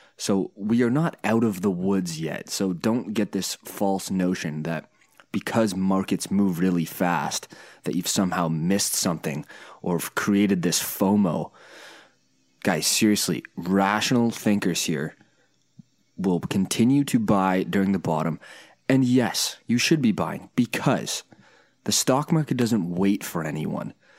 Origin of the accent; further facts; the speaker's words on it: Canada; a Canadian engineer